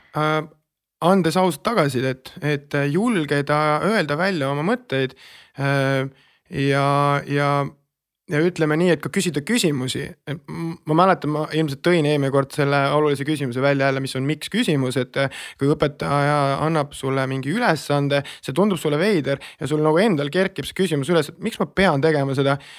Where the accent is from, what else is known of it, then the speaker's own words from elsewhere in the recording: Estonia; ma olen äh, E-, eestlane, eesti rahvusest on parem öelda